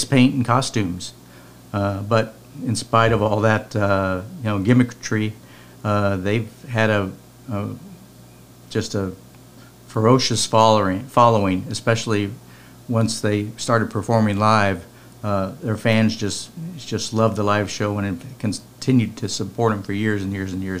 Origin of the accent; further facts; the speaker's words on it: San Diego, California, United States; when I was growing up in San Diego in the 70s